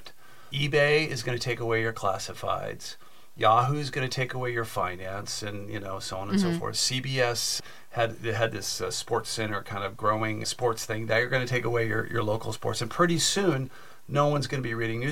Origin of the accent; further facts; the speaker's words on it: Silicon Valley, California, United States; I grew up in Silicon Valley